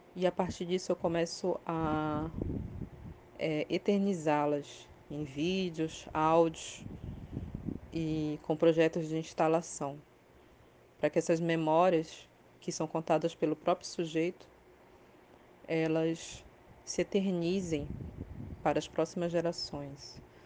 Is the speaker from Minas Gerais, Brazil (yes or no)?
no; Belém, Pará, Brazil; moved away as an adult; now in São Paulo, Brazil; sou paraense, nasci em Belém do Pará, mas moro em São Paulo desde 2009. A única vez que saí do Pará